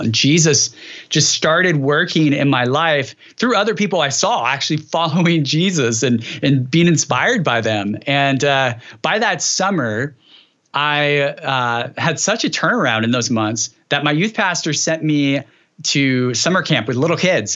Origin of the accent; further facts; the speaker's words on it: Dinuba, California, United States; Dinuba is where I grew